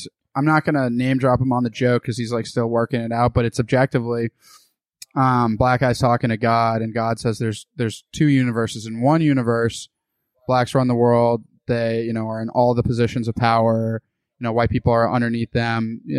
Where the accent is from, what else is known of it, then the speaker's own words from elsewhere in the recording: United States; born there; I was born in the United States.